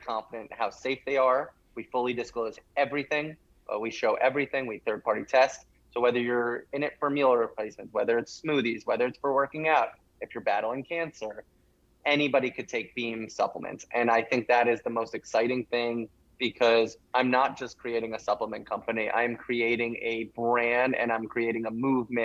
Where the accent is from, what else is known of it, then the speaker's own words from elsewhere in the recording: Rye Brook, New York, United States; my hometown, which is a very small town in Westchester, New York